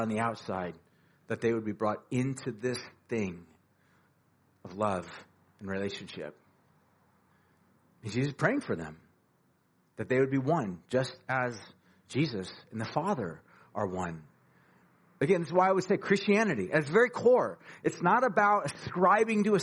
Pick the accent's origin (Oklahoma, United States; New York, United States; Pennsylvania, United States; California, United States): California, United States; Huntington Beach; I grew up in Huntington Beach